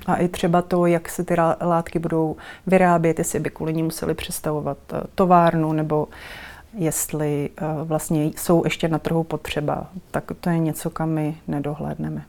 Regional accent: Kralupy nad Vltavou, Central Bohemian Region, Czechia; jsem se dostala do divadelního souboru v Kralupech, to je moje rodné město

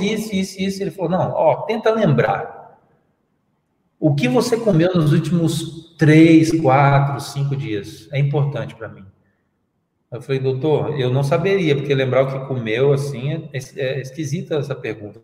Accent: Brazil; eu sou brasileiro

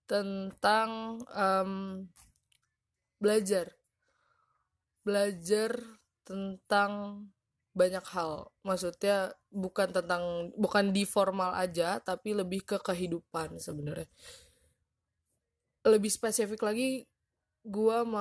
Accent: Padang, West Sumatra, Indonesia; waktu SMP tuh gue jadi uh, baru pulang gitu ke Padang sekolah di Padang sekolah di kampung gue

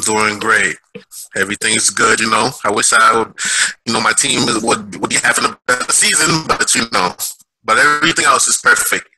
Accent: Haiti; now in Brooklyn, United States; I'm from Haiti. Um, I live in Brooklyn, New York.

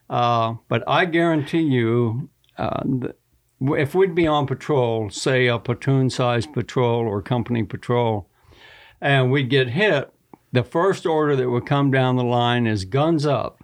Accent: Texas, United States; I grew up hunting in Texas

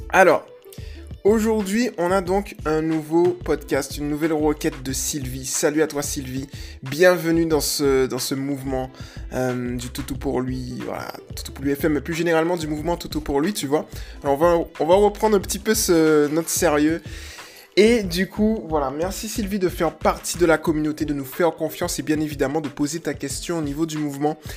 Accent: Toulon, Provence-Alpes-Côte d'Azur, France; Je vais en Bretagne depuis un an et demi. Je viens de Toulon d'ailleurs, je vais repartir fin mai.

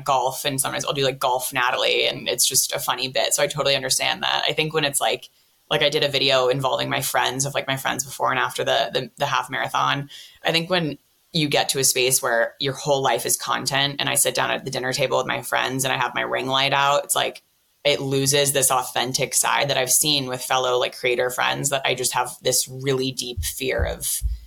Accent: San Francisco, California, United States; I'm from San Francisco

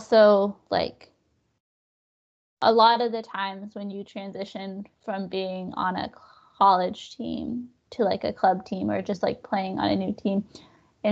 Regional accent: New Mexico, United States; moved away as an adult; also born or lived in Austin, Texas; I'm from New Mexico

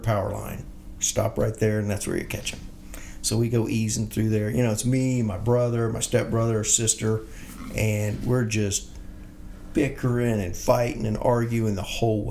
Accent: Bethany, Oklahoma, United States; I grew up here in Bethany, Oklahoma.

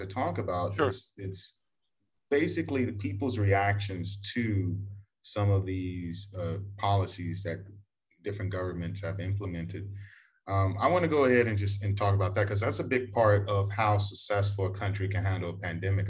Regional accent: Texas, United States; now in Vietnam; I'm from Texas

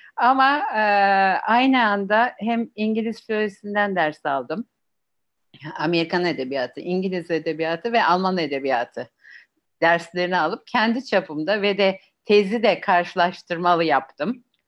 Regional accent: Turkey; Bizim Akdeniz tabiatıyla

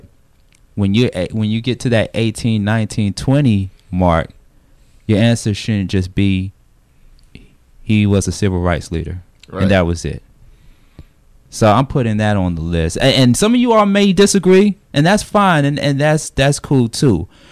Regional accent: Atlanta, Georgia, United States; I'm from Atlanta as well, too

